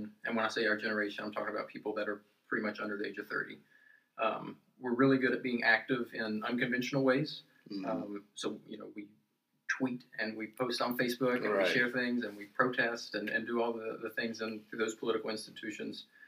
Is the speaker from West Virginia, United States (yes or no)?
yes; Beckley, West Virginia, United States; I'm actually from Beckley